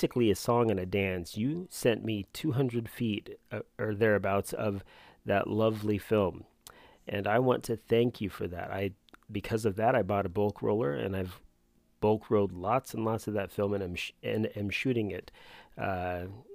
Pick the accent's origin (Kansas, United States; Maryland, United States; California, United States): Kansas, United States; our shared home state, Kansas. I was born and raised there